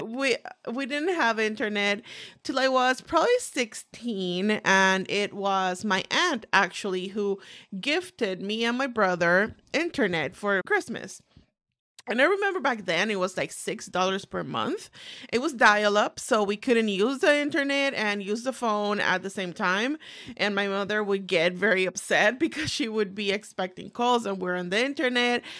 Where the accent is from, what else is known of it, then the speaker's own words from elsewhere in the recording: Puerto Rico; moved away as an adult; now in United States; I was born and raised in the beautiful island of Puerto Rico.